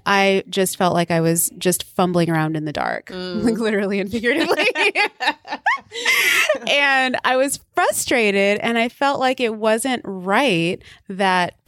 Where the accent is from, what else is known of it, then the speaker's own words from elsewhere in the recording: the South, United States; also born or lived in Texas, United States / Louisiana, United States; I grew up in the South, in Texas and Louisiana, here in the U.S.